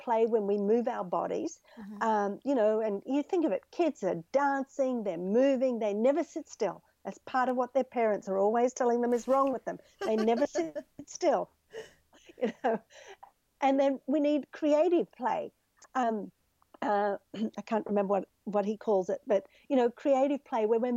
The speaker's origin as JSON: {"language": "English", "country": "Australia", "tie": "born or raised there", "moved": "yes", "lives_now": "United States", "said": "I grew up in Australia, which is a much more relaxed culture."}